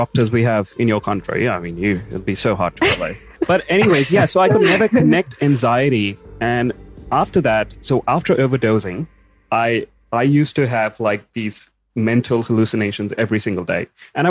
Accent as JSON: {"language": "English", "country": "India", "said": "I'm Indian"}